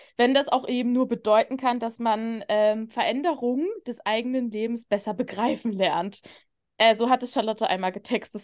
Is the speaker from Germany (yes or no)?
yes; the East, eastern Germany, Germany; ich bin halt mit einer alleinerziehenden Mama groß geworden im Block. Ich, das mhm. war halt so im Osten